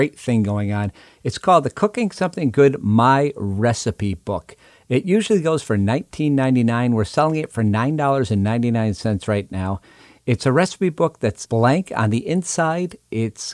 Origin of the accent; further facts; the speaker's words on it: Pioneer Valley, Western Massachusetts, United States; I grew up in Western Massachusetts in the Pioneer Valley, and I grew up next town up from South Deerfield